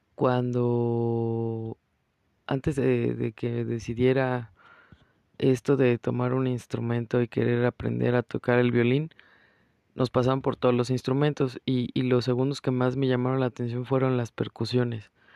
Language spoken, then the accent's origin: Spanish; Mexico; moved away; pese a ser mexicana, orgullosamente, soy una mexicana que no come picante